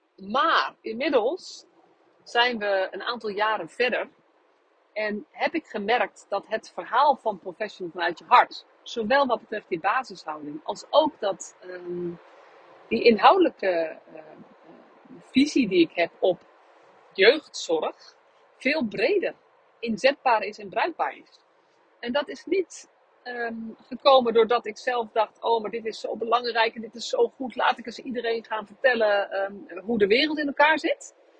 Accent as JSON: {"language": "Dutch", "town": "Nunspeet", "region": "Gelderland", "country": "Netherlands", "tie": "born or raised there", "moved": "yes", "said": "ik bij, tijdens eh, een groot deel van mijn jeugd in Nunspeet gewoond heb en dus daar ben opgegroeid"}